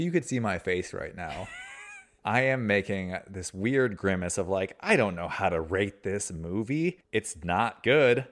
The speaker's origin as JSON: {"language": "English", "country": "United States"}